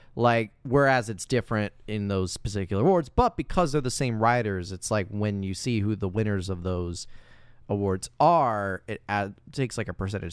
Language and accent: English; Indiana, United States; My hometown in Indiana